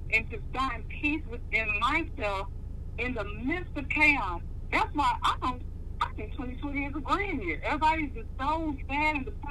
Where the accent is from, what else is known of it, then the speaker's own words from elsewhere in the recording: Oklahoma, United States; moved away; North 14th, hometown, folks, Oklahoma, Black Wall Street